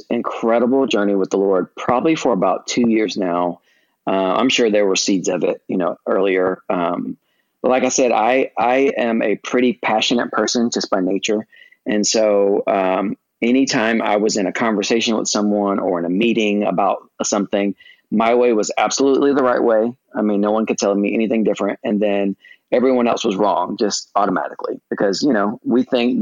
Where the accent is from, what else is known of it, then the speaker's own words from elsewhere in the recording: United States; being an American